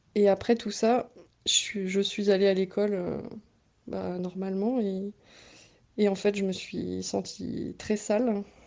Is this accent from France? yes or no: yes; Bretoncelles, Centre-Val de Loire, France; also born or lived in Nogent-le-Rotrou; je suis née à Nogent et j'ai grandi à Bretoncelle jusqu'à mon entrée au lycée où j'ai déménagé euh, à Nogent-le-Rotrou